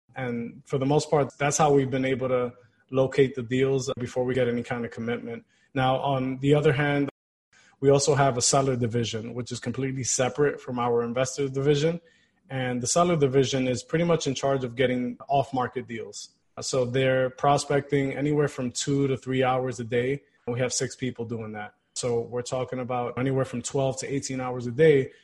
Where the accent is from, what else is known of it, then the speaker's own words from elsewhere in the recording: New York City, New York, United States; I was born and raised here in Queens, New York